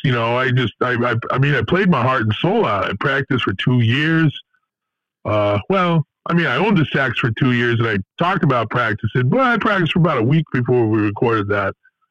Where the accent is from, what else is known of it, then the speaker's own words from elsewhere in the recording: Lodi, New Jersey, United States; I grew up in Lodi and I never left the town.